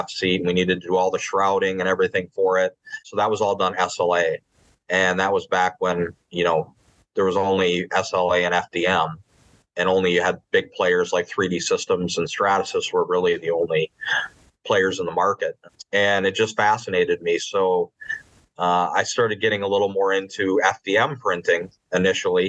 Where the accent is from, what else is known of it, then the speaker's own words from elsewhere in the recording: Upper Peninsula of Michigan, United States; moved away as an adult; also born or lived in Peshtigo, Wisconsin; now in Atlanta, United States; I grew up in the Upper Peninsula of Michigan